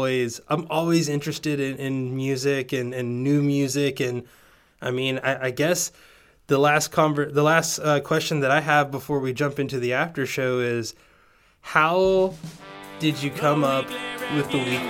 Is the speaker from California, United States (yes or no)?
no; Georgia, United States; born or raised there; also born or lived in Tennessee